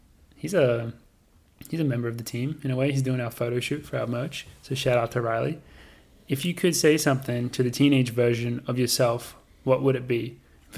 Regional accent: Australia; now in United States; as an Australian

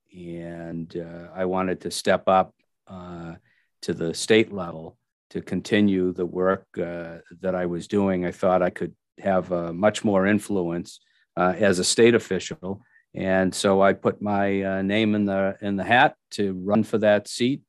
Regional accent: Milford, Massachusetts, United States; now in Franklin, United States; I grew up in Milford, Massachusetts

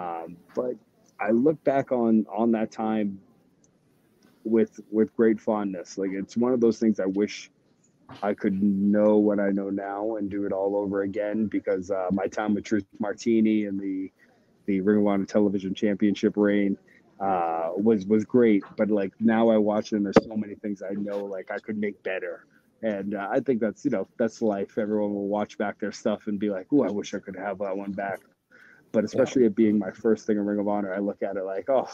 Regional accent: New England, United States; I grew up in New England

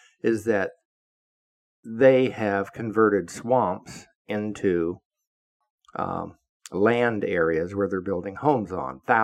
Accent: Florida, United States; also born or lived in Virginia / Oviedo, Florida; I grew up in Florida

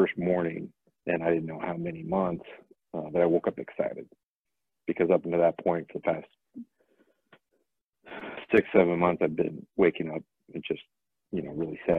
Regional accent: Springfield, Missouri, United States; moved away as an adult; also born or lived in Iowa; now in Omaha, United States; I'm from Southern Missouri. I grew up in Springfield, went to school in Iowa

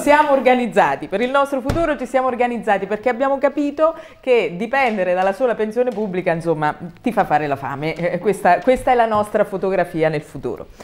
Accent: Tolentino, Marche, Italy; dal mio paese, da Tolentino, in provincia di Macerata

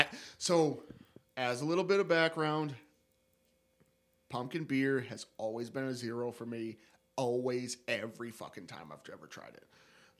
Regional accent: upstate New York, United States; we are upstate degenerates from New fucking York.

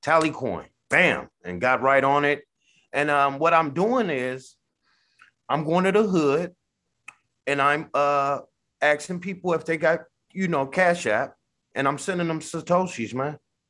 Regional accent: California, United States; born there; now in Sacramento, United States; I'm gentrified away from where I was born in the Bay. I'm in Sacramento, California, somewhat middle class.

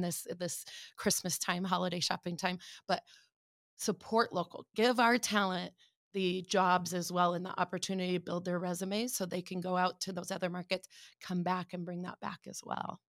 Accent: Omaha, Nebraska, United States; moved away as an adult; also born or lived in Chicago; I was born and raised in Omaha

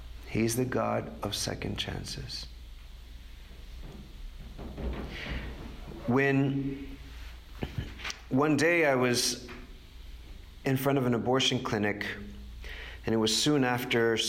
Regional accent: Texas, United States; now in New York, United States; I grew up in Texas

